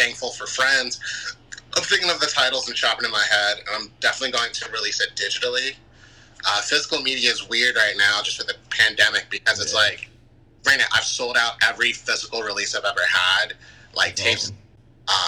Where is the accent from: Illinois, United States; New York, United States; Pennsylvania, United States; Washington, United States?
Pennsylvania, United States; Philadelphia; I'm from Philly.